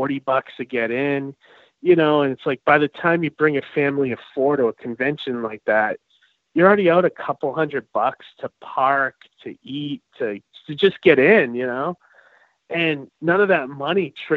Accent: Leominster, Massachusetts, United States; born or raised there

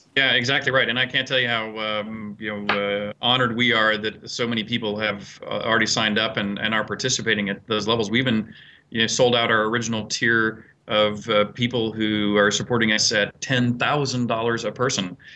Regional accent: United States; myself as an American

